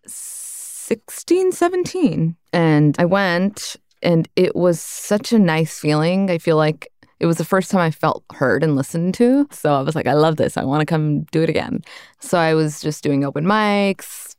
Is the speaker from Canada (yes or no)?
yes; Brampton, Ontario, Canada; also born or lived in Malton; I grew up in Malton and Brampton, which are two very heavy working class immigrant suburbs in Canada, in Ontario